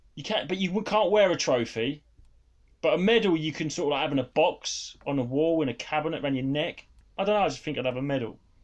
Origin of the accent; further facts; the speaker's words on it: United Kingdom; being British